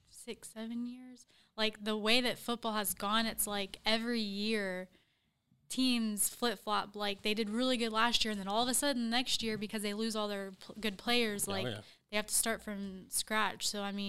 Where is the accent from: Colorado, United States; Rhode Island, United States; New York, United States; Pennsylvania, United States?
Pennsylvania, United States; Pittsburgh; now in Columbia, United States